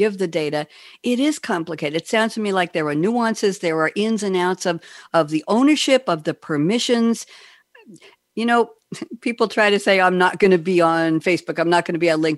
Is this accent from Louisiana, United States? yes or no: no; New York, United States; moved away as an adult; now in Durham, United States; I'm a New Yorker actually